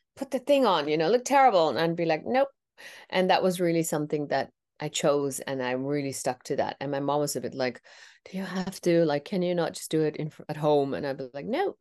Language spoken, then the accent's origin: English; Netherlands; first language Tamil; I was born and raised in the Netherlands